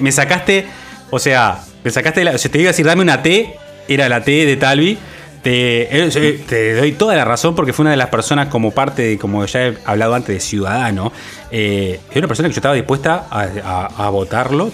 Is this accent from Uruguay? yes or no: yes; Uruguay; como uruguayo, como ciudadano